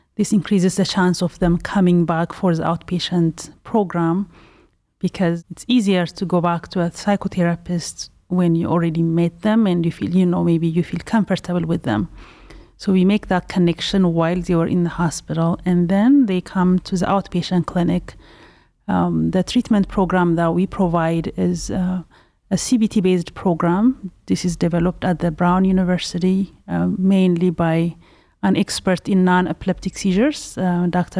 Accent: Ethiopia; also born or lived in Pasadena, California; now in Cleveland, United States; am originally from Ethiopia

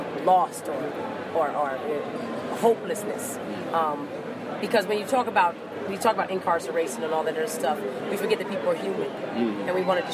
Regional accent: Arizona, United States; I'm from Arizona, but I met people from who were German and Navajo and Hopi and Mexican and all these types of things living right next to each other.

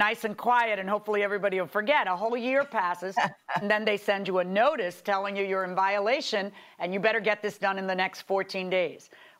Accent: Florida, United States; I'm from Florida

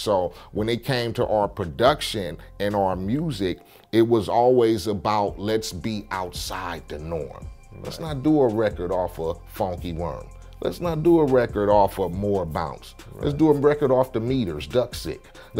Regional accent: Compton, California, United States; Like I keep telling people, I come from Compton, I gang bang, I did all that.

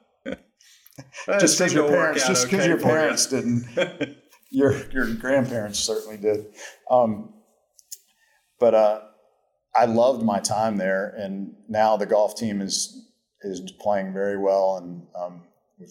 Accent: Georgia, United States; also born or lived in Charlotte, North Carolina; And then in 64, my dad left Charlotte Country Club and went to Atlanta Country Club. So as a baby, I moved to it. So I've lived in Georgia my whole life, but I was born and raised and schooled in North Carolina

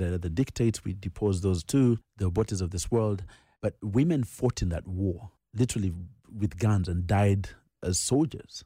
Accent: Nairobi, Kenya; also born or lived in Uganda; He then moves us to Kenya to become refugees. And that's where I grew up. I grew up in Nairobi.

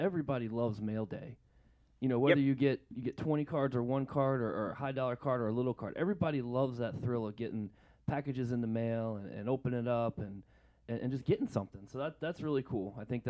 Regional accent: Rockville, Maryland, United States; I'm from Maryland.

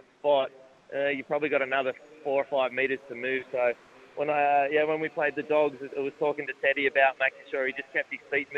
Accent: Sydney, New South Wales, Australia; I grew up in Sydney and grew up around rugby league

